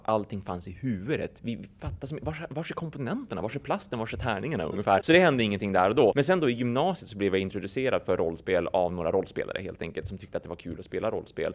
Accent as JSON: {"language": "Swedish", "area": "a small village outside Umeå", "region": "Västerbotten County", "country": "Sweden", "tie": "born or raised there", "said": "jag växte upp i en väldigt, väldigt liten by. Vi, vi snackar liksom typ 50 pers kanske som bodde i den byn en bit utanför Umeå"}